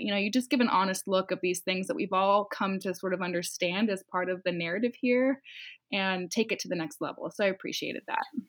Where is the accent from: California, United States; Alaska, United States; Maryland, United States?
California, United States; Los Angeles; now in San Francisco, United States; I was born and raised in Southern California in Los Angeles